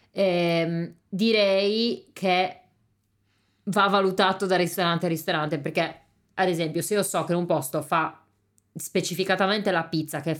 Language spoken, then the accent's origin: Italian; Sardinia, Italy; io ho anche paura a dire venite in questo ristorante autentico siciliano perché io sarda, come perché, cioè, come faccio a dire che questo è autentico?